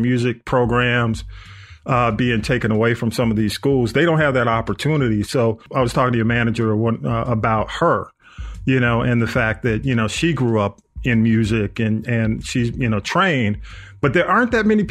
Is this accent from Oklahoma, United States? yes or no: no; East Point, Georgia, United States; I grew up in East Point